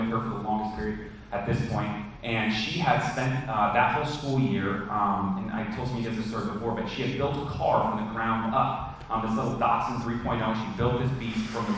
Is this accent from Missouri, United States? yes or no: no; Phoenix, Arizona, United States; also born or lived in Texas; When I grew up here in the Valley, spent all my life in the Valley